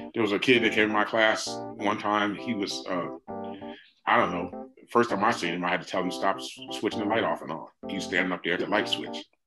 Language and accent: English; Red Bank, New Jersey, United States; I grew up in New Jersey